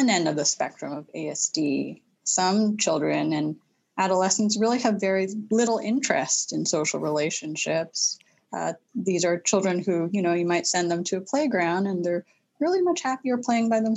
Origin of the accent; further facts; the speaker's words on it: Vancouver, British Columbia, Canada; now in New England, United States; I'm a proud Canadian and grew up in Vancouver